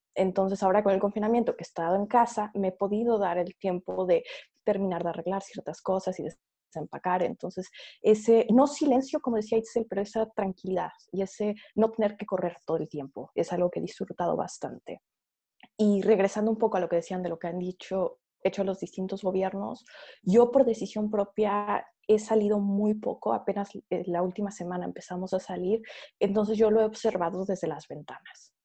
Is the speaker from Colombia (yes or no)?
no; Mexico; now in Rotterdam, Netherlands; profesionistas mexicanos altamente calificados que buscamos el desarrollo de proyectos entre México y Países Bajos